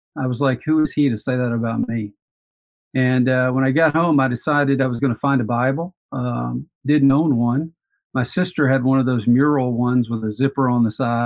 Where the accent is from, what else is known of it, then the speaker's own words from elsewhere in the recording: Montgomery, Alabama, United States; I grew up in Montgomery, Alabama